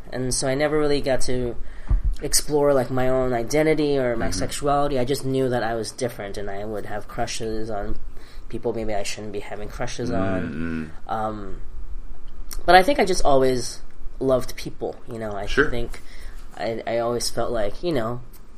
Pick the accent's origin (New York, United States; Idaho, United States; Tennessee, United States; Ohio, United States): New York, United States; New York City; English is a second language; also born or lived in Hong Kong; I grew up in Queens. English was, like, my third language.